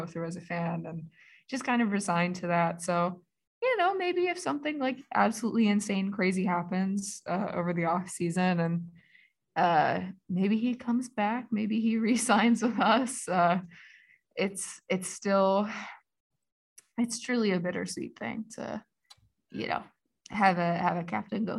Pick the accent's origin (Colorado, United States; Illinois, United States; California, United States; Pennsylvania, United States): Pennsylvania, United States; Philadelphia; I'm a Philadelphian.